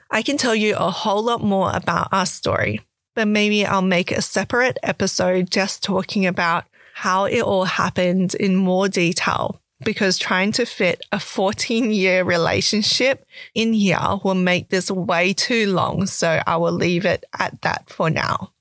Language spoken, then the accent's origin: English; Perth, Western Australia, Australia; also born or lived in Canberra / Malaysia (ancestry); I was born in Canberra and moved to Perth, Western Australia at the age of five years old